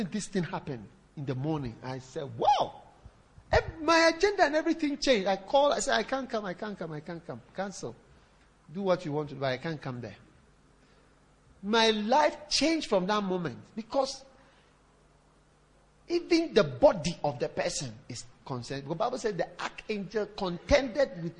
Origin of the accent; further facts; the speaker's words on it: Ghana; now in South Africa; I'm from Ghana